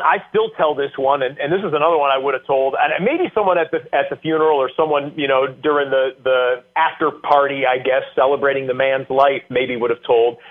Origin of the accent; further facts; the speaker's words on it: Michigan, United States; moved away as an adult; also born or lived in Central New York; I grew up in Michigan